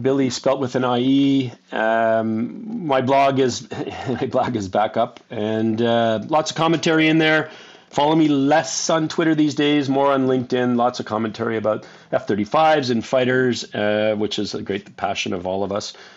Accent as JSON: {"language": "English", "country": "Canada", "tie": "born or raised there", "said": "I grew up in Canada, so I, I flew in Cold Lake, Alberta"}